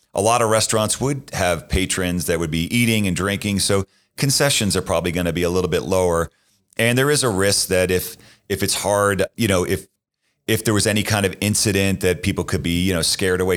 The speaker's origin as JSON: {"language": "English", "town": "Boston", "region": "Massachusetts", "country": "United States", "tie": "born or raised there", "moved": "yes", "said": "I grew up in Boston"}